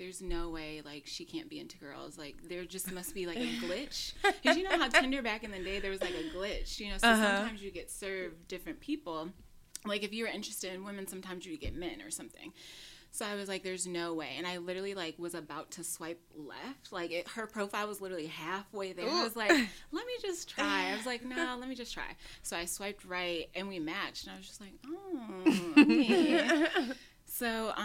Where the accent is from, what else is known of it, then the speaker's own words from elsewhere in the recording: Detroit, Michigan, United States; also born or lived in Los Angeles; now in New York, United States; I'm originally from Detroit, and I've been living in New York for almost like 4 years